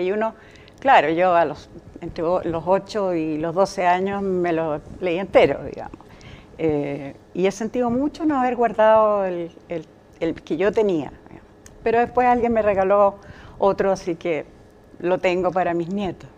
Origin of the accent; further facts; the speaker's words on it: Magallanes and Chilean Antarctica, Chile; moved away; also born or lived in Santiago, Chile; yo nací en Santiago. Pero a los cinco o seis años, mi papá, que había sido militar y capitán hasta ese momento, eh, como familia nos trasladamos porque él se fue a trabajar a ENAP Así que nos fuimos a Punta Arenas primero y después a Tierra del Fuego. Así que en, lo sustantivo yo diría, siempre he pensado que soy magallánica